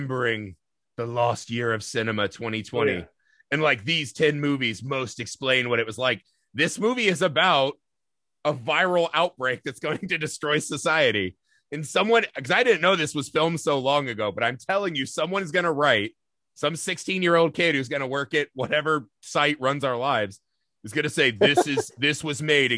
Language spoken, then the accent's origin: English; Indiana, United States; moved away; also born or lived in Los Angeles; I'm from Indiana